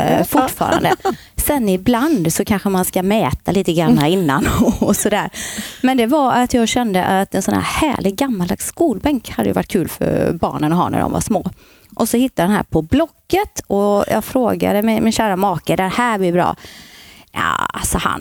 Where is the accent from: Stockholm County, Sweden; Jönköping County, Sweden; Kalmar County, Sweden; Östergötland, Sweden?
Jönköping County, Sweden; Gislaved; moved away as an adult; now in Borås, Sweden; Född och uppvuxen i Gislaved